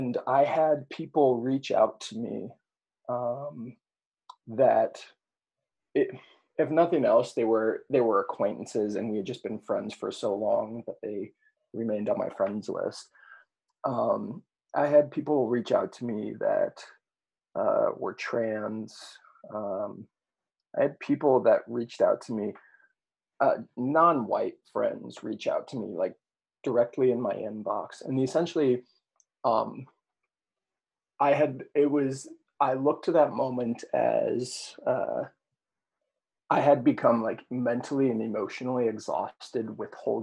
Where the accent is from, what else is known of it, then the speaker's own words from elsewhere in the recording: Monticello, Illinois, United States; in my hometown, I was the co-organizer of a demonstration in my hometown of Monticello